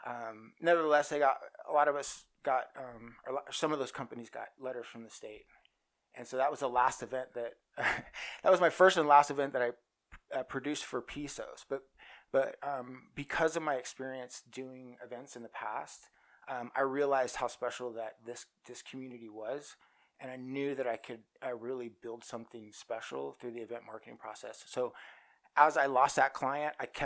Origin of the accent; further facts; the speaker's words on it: Oklahoma City, Oklahoma, United States; moved away as an adult; now in Las Vegas, United States; I'm from Oklahoma City, and I moved to Vegas